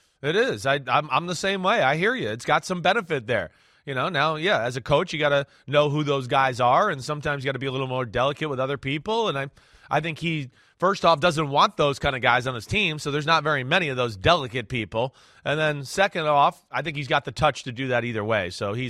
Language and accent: English; New Jersey, United States; I'm from Jersey, mofo.